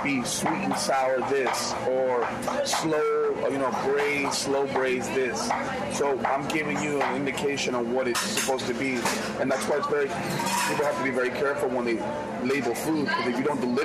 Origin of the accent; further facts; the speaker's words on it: New York City, New York, United States; I grew up in New York City, you know, going to Brooklyn